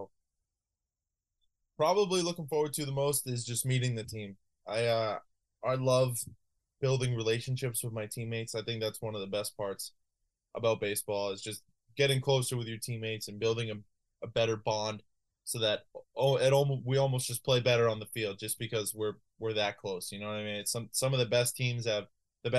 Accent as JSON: {"language": "English", "town": "Londonderry", "region": "New Hampshire", "country": "United States", "said": "I'm from Londonderry"}